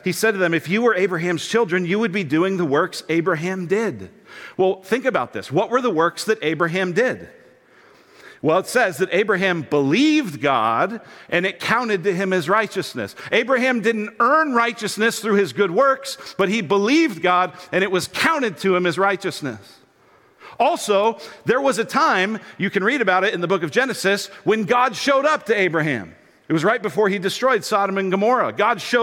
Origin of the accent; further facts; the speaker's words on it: Denver, Colorado, United States; I grew up in Denver, Colorado